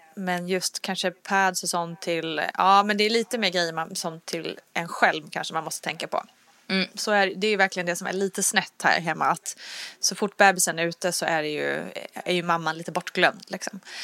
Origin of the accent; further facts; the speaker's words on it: Sweden; vi svenskar